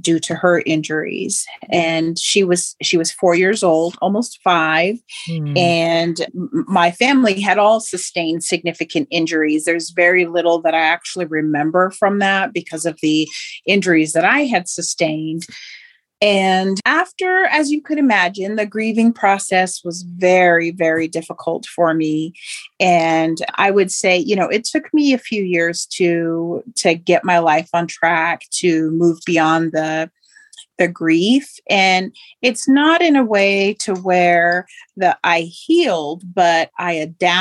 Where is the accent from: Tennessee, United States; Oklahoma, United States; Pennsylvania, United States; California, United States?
Oklahoma, United States; also born or lived in Moore, Oklahoma; I grew up in Oklahoma and had lived in a small town and within my tribal community